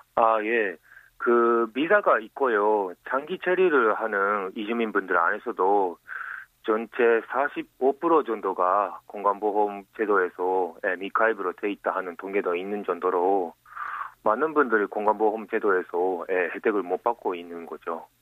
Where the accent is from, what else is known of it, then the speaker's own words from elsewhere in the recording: Japan; Korean is a second language; moved away as an adult; now in Busan, South Korea; 일본에서 왔어요